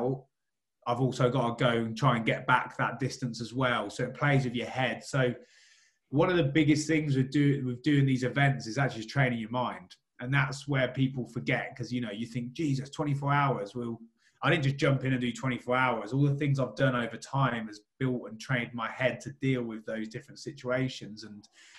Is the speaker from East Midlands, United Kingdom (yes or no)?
yes; Rushden, East Midlands, United Kingdom; I'm from Rushden